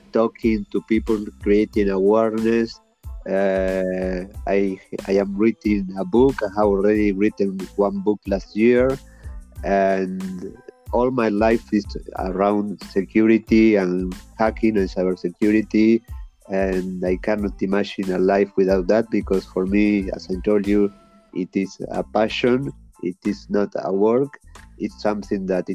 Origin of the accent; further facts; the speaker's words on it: Uruguay; I am from Uruguay. I was born in Uruguay